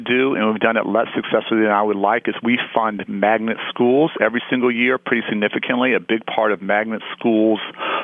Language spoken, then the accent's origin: English; Chicago, Illinois, United States; my hometown of Chicago